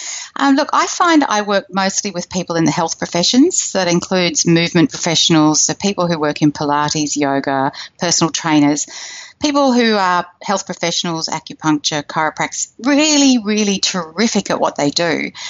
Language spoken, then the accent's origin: English; Australia; And me, well, you can hear I'm from Australia. I live in Sydney, right near the city, in a gorgeous, comfortable house.